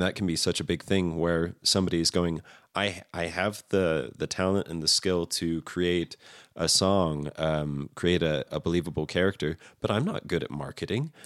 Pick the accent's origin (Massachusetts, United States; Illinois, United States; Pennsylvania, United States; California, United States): California, United States; Redlands; also born or lived in Riverside, California; I lived in Redlands for about nine years